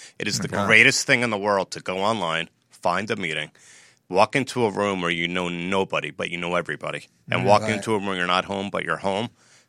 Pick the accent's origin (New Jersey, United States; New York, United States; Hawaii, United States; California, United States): New Jersey, United States; I'm from New Jersey and the U.S.